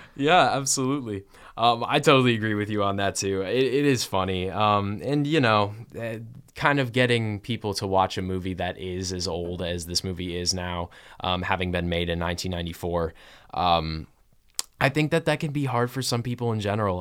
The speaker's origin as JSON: {"language": "English", "town": "Kalamazoo", "region": "Michigan", "country": "United States", "said": "I am from Kalamazoo, Michigan"}